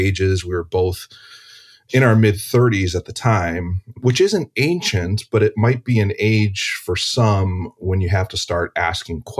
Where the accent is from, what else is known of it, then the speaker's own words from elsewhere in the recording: Cleveland, Ohio, United States; now in Chicago, United States; I live in Chicago. I'm originally from Cleveland. I'm a Midwest guy